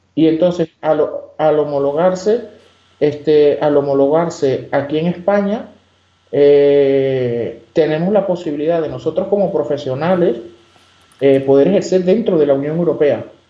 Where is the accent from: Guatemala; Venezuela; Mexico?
Venezuela; Margarita Island, Nueva Esparta; moved away; yo soy de Oriente, soy de la isla de Margarita